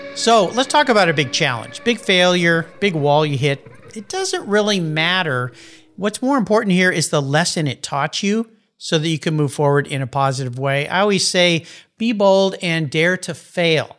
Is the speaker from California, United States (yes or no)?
yes; San Diego, California, United States; moved away as an adult; now in Pacific Northwest, United States; I grew up in La Jolla